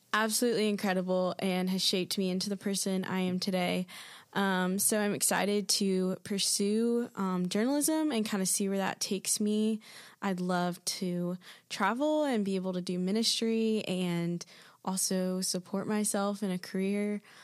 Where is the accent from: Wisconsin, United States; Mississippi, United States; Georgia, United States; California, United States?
Georgia, United States; Athens; moved away as an adult; now in Birmingham, United States; am from Athens, Georgia